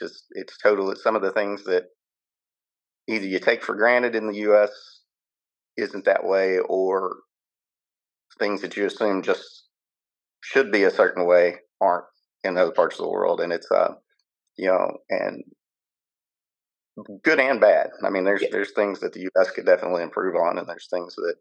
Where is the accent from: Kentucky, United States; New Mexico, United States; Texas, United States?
Kentucky, United States; also born or lived in Florida / Iceland; now in Qatar; growing up in Kentucky